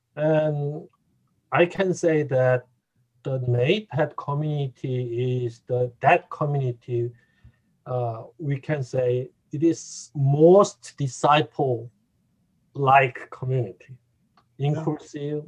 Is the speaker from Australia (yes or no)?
no; South Korea; English is a second language; moved away as an adult; also born or lived in Atlanta, Georgia; now in Indianapolis, United States; originally, originally I I came from the uh, South Korea